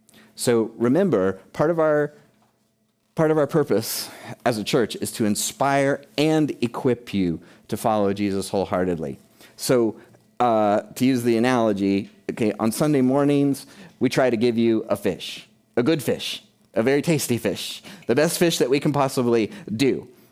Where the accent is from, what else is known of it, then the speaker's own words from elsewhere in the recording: United Kingdom; I mean, we're from Britain, but you know what I'm saying.